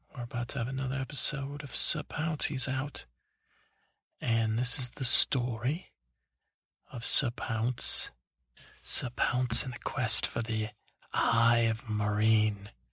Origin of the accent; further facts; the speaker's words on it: United States; I'm American